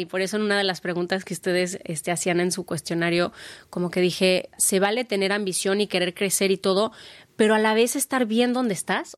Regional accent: Mexico; como una mexicana

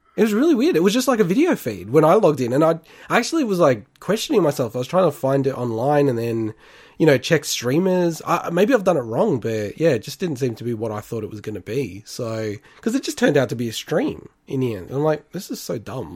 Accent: Melbourne, Victoria, Australia; I grew up in Melbourne

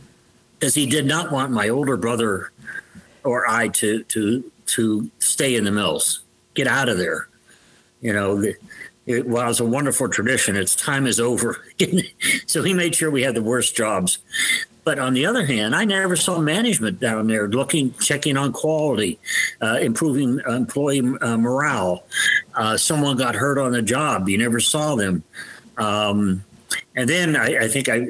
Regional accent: Youngstown, Ohio, United States; I was born in Youngstown, Ohio, which is the steel town.

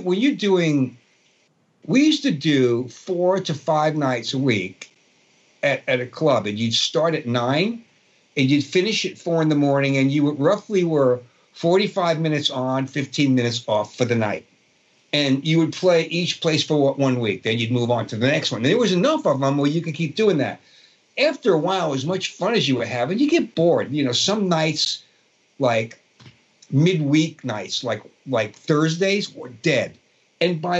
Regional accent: New York City, New York, United States; accent: Brooklyn; I grew up in Brooklyn, and my accent from growing up in a Brooklyn Italian neighborhood

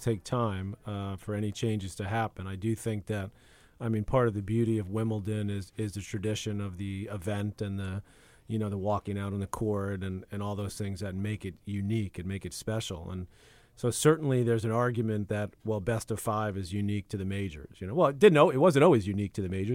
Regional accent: United States; as an American

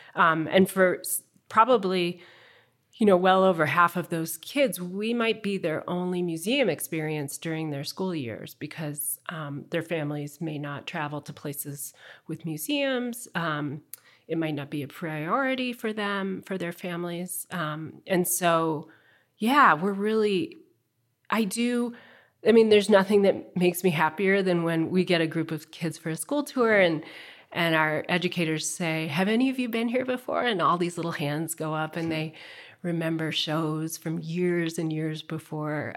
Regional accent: Midwest, United States; also born or lived in Chicago; I grew up in the Midwest

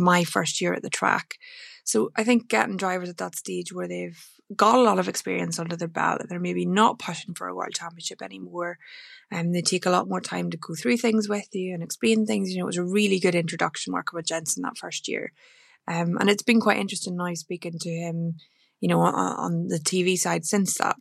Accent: Northern Ireland, United Kingdom; home was a very rural part of Romana in Northern Ireland

